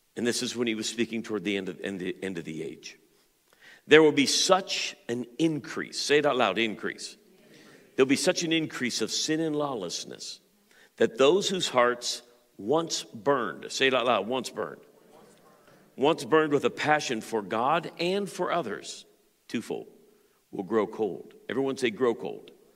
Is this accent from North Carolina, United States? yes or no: no; Pittsburgh, Pennsylvania, United States; I grew up in the Pittsburgh area.